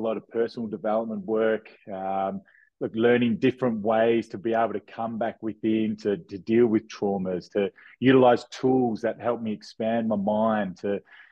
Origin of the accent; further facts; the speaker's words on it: Perth, Western Australia, Australia; born and bred in Australia, Perth, Western Australia